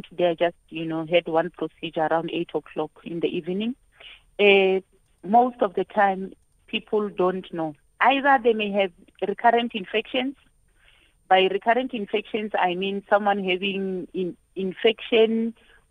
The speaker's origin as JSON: {"language": "English", "region": "Limpopo", "country": "South Africa", "tie": "born or raised there", "said": "I'm from Limpopo"}